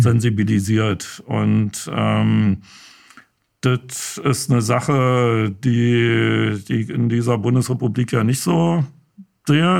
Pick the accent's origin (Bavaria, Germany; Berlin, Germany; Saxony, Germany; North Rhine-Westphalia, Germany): Berlin, Germany; Ich bestehe immer auf Ostberliner, weil doch schon ein kleiner Unterschied ist